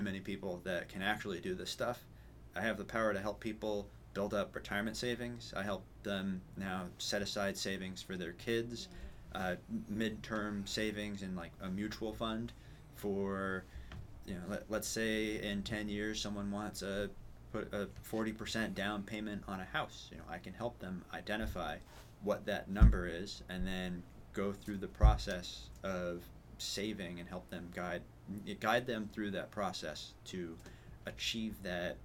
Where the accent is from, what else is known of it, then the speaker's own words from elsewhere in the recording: New Hampshire, United States; also born or lived in Penacook, Concord, New Hampshire / Lakes Region, New Hampshire; I'm a New Hampshire native, born and raised